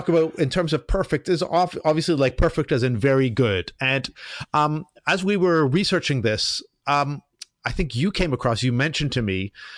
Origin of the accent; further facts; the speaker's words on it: Canada; I'm Canadian